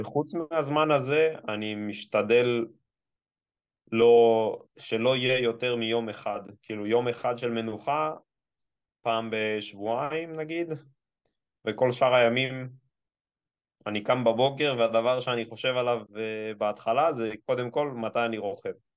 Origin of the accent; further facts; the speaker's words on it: Israel; אני ישראלי